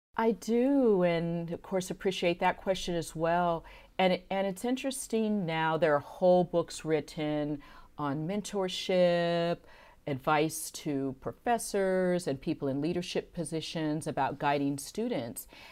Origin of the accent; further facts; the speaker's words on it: San Francisco, California, United States; also born or lived in Santa Cruz / Houston; growing up in San Francisco, Uh, we lived very close to Golden Gate Park